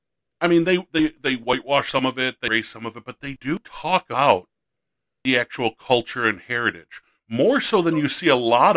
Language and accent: English; Buffalo, New York, United States; I'm from Western New York. I'm from the Buffalo area, which was all native.